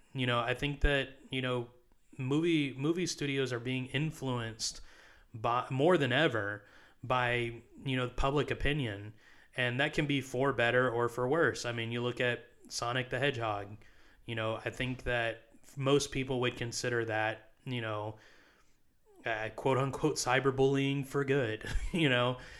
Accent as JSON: {"language": "English", "country": "United States", "said": "I am an American"}